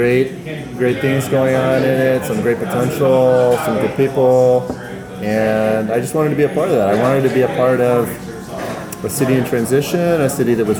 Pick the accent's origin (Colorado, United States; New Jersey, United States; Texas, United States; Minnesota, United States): Texas, United States; Dallas; born or raised there; also born or lived in Huntsville, Alabama; now in South Bend, United States